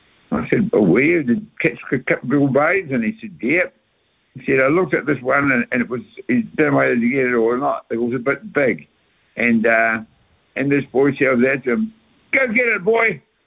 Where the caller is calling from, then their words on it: Christchurch, Canterbury, New Zealand; I'm calling from Christchurch.